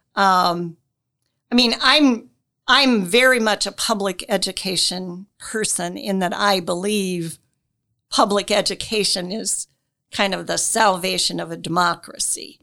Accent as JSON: {"language": "English", "area": "Wells County", "region": "Indiana", "country": "United States", "tie": "born or raised there", "moved": "as an adult", "lives_now": "Marion, United States", "said": "I grew up in Wells County."}